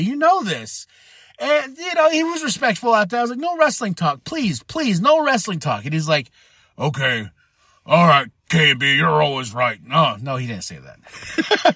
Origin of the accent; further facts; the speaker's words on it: Shiprock, New Mexico, United States; moved away; recording in my hometown of Shiprock, New Mexico